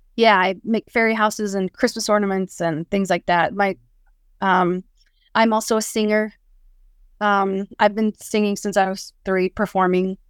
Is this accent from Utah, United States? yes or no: yes; West Valley City, Utah, United States; I grew up in Salt Lake, at uh, West Valley City.